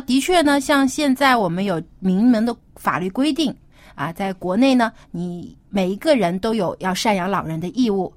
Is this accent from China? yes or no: yes; China; 我们中国人是非常注重这个家庭观